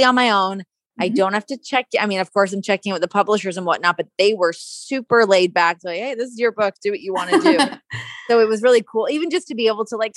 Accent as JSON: {"language": "English", "town": "Ajax", "region": "Ontario", "country": "Canada", "tie": "born or raised there", "said": "I grew up in Ajax, Ontario, and Toronto's, you know, a 40-minute drive from where I grew up"}